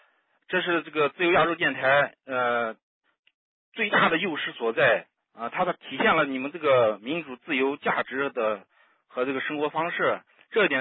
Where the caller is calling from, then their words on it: Xinjiang, China; 就是昨天还 新疆。